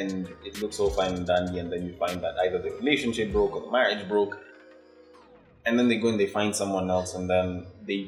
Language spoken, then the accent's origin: English; Nairobi, Kenya; I'm Kenyan born and bred